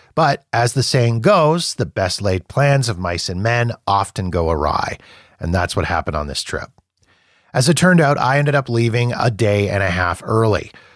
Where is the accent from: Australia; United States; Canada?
Canada; I'm Canadian